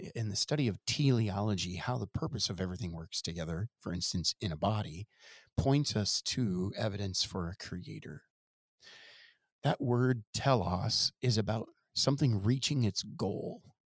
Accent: Ohio, United States; now in Wisconsin, United States; I grew up in Ohio

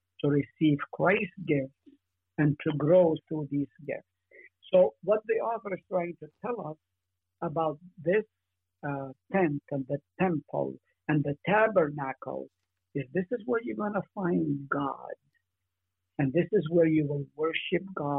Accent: Israel; moved away; I grew up in Israel

